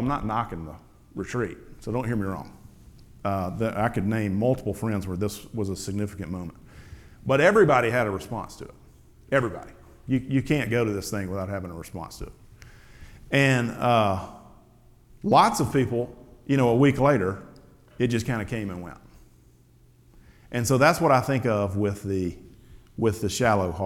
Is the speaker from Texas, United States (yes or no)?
no; the Delta, Mississippi, United States; also born or lived in Alpine Camp; where I grew up in the Delta.